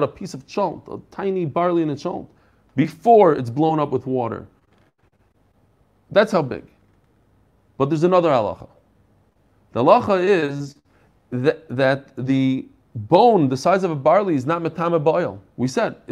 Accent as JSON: {"language": "English", "town": "Bnei Brak", "region": "Tel Aviv District", "country": "Israel", "tie": "born or raised there", "said": "I grew up in Bnei Brak"}